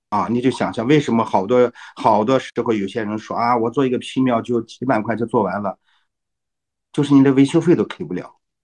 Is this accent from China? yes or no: yes; China; 像我们中国人有个好习惯，就是我们会听中医讲来给你调理调理。